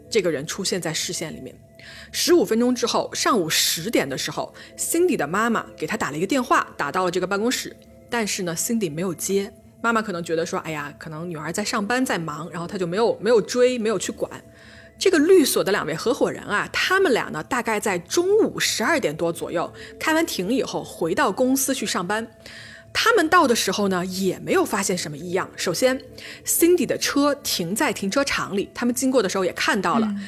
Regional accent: Changsha, Hunan, China; accent: plastic Mandarin; 我们是两个长沙妹坨

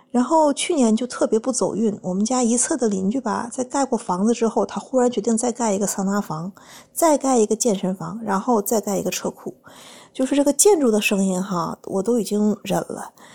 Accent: Jilin, China; moved away as an adult; now in Russia; 我是吉林人，我现在住在俄罗斯。我有两个女儿

